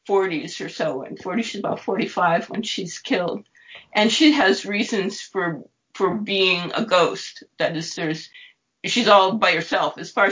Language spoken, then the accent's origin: English; Dorchester, Massachusetts, United States; born there; also born or lived in Boston / Cambridge; I was born in Dorchester in Massachusetts, mm-hmm. but I'm not from Dorchester. My parents didn't live in Dorchester or anything, and I've never lived in Dorchester.